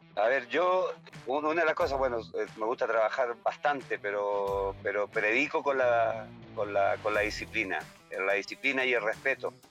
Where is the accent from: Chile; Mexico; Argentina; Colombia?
Chile; moved away as an adult; now in Ecuador; trabajo yo acá, soy chileno